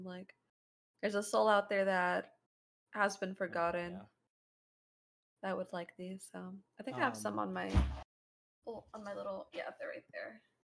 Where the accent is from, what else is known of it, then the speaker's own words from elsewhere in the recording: Guerrero, Mexico; we're both Mexican. I think we're both really intact with our cultures. I'm from Aratichango, Guerrero.